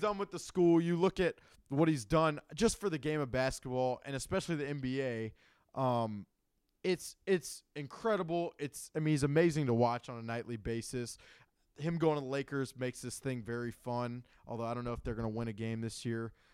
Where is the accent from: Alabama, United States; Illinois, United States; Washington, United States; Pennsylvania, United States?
Alabama, United States; Birmingham; I'm from Birmingham, Alabama